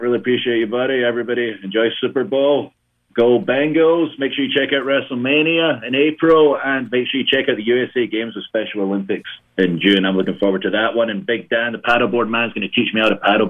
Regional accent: Ayr, Scotland, United Kingdom; I'm from Ayr

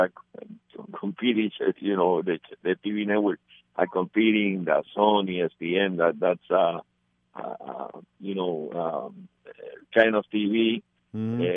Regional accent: Puerto Rico; It's not like in Puerto Rico that we have a gym in every municipality

